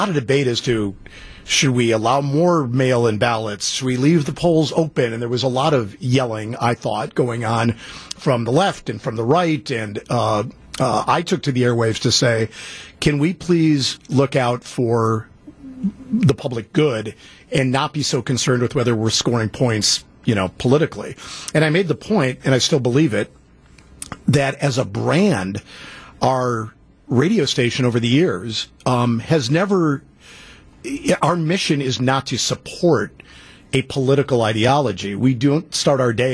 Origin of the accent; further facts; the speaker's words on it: Shorewood, Wisconsin, United States; I grew up in Shorewood